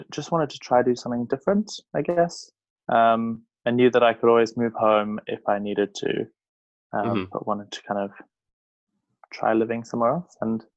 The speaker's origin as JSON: {"language": "English", "country": "South Africa", "moved": "as an adult", "lives_now": "London, United Kingdom", "said": "I am South African"}